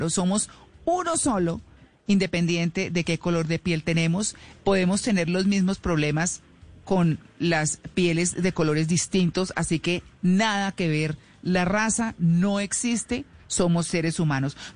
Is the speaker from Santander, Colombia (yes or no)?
no; Bogotá, Colombia; born there; yo nací en Bogotá crecí en otras partes